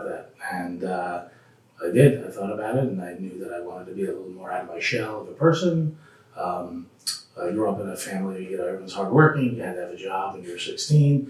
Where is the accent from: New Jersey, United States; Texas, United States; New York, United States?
New Jersey, United States; central; also born or lived in Connecticut; I grew up in New Jersey, central New Jersey